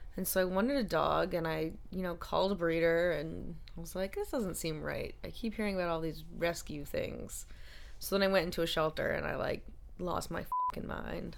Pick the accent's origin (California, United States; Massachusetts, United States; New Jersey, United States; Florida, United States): Massachusetts, United States; Boston; I was from Boston